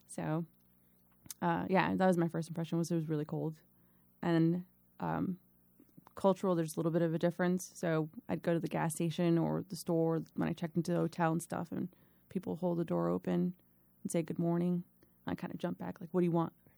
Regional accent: Miami, Florida, United States; moved away as an adult; now in Virginia, United States; I was born in Miami, Florida, born and raised Miami, Florida, uh, twenty-plus years there.

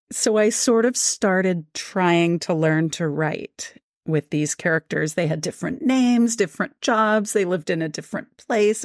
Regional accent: Washington, District of Columbia, United States; moved away; also born or lived in rural Virginia; I'm originally from Washington, D C, and there are so many interesting things about Washington, D C, especially when I was growing up there

